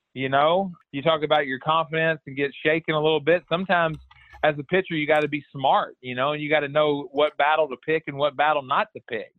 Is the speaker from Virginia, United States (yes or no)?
no; Houston, Texas, United States; born or raised there